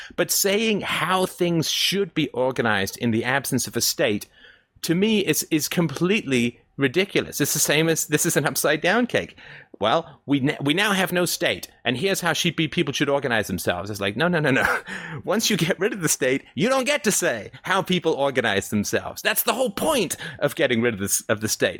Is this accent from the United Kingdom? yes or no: yes; England, United Kingdom; now in Canada; I grew up in England